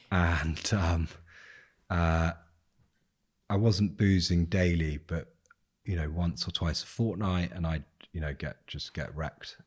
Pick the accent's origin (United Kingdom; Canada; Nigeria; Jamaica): United Kingdom; England; I'm English